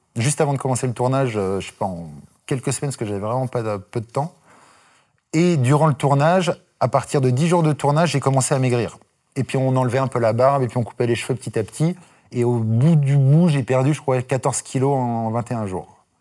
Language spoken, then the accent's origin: French; Dijon, Bourgogne-Franche-Comté, France; moved away; je viens de Dijon